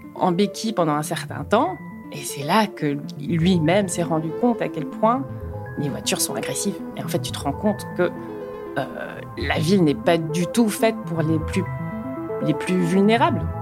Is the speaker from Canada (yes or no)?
no; Luxembourg; now in Brussels, Belgium; je suis luxembourgeoise d'origine péruvienne euh, j'habite Bruxelles depuis 12 ans